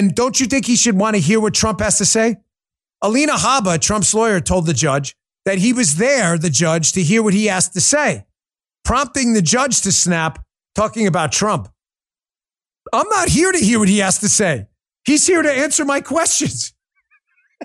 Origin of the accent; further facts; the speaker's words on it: New York, United States; moved away; also born or lived in Palermo, Sicily (ancestry); I am a New Yorker born and bred in New York